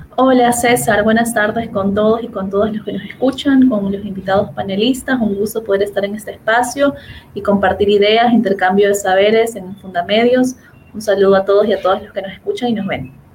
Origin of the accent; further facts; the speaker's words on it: Guayaquil, Guayas, Ecuador; de donde yo soy, de Guayaquil